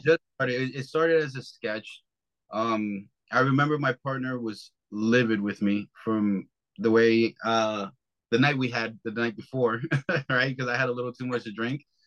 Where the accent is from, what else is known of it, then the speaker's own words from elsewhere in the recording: New York, United States; I'm from New York